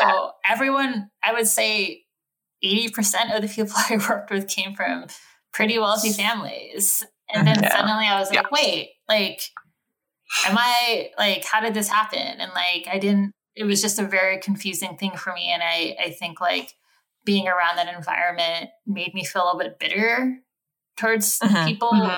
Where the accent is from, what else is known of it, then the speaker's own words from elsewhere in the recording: Sacramento, California, United States; moved away as an adult; also born or lived in New York City; we grew up in Sacramento